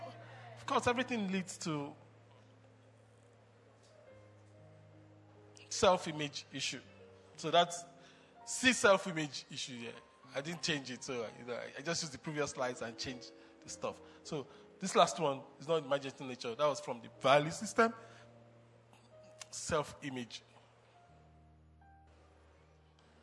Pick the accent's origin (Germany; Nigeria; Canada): Nigeria; I told him I'm Nigerian